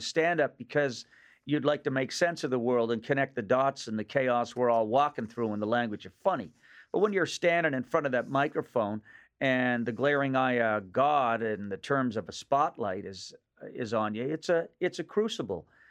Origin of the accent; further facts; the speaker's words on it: Nova Scotia, Canada; accent: Nova Scotia; moved away as an adult; also born or lived in Los Angeles; now in Toronto, Canada; the accent of my region of origin back in Nova Scotia